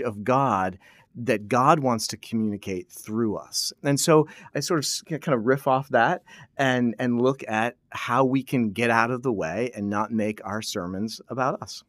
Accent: New England, United States; moved away as an adult; back home, uh, where I grew up in New England

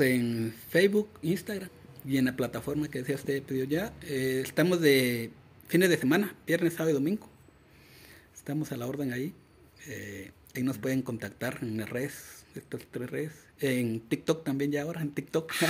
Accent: Mixco, Guatemala Department, Guatemala; crecí en El Milagro, en El Milagro, en la zona 6 de Misco

